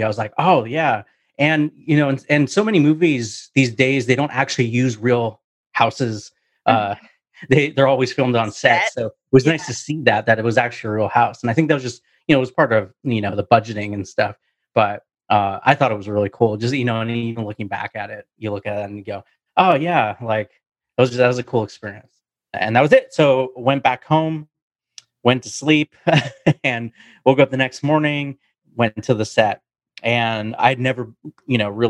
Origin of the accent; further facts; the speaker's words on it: Vancouver, British Columbia, Canada; I'm from Vancouver, Canada.